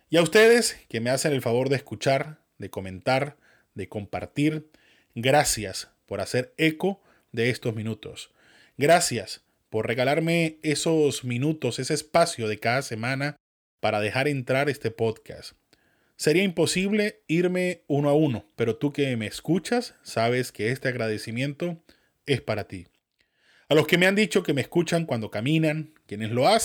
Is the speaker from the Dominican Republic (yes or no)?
no; Venezuela; accent: Venezuelan mixed with northern Mexican; quienes les gusta mi acento venezolano mezclado con el mexicano norteño